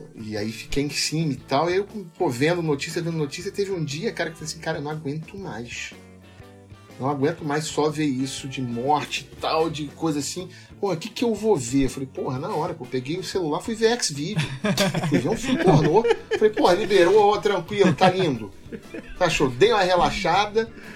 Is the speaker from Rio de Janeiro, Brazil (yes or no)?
yes; Rio de Janeiro, Brazil; Eu sou carioca, adoro minha cidade, adoro meu povo, tenho um tremendo orgulho de ser carioca